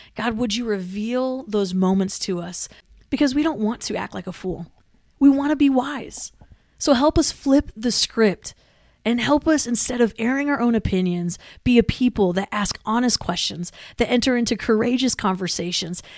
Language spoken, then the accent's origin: English; Manila, Metro Manila, Philippines; moved away; I grew up in Manila